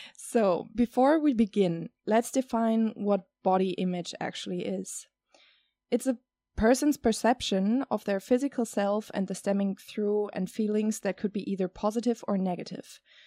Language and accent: English; Germany; now in Netherlands; I live here in the Netherlands and I have been growing up in Germany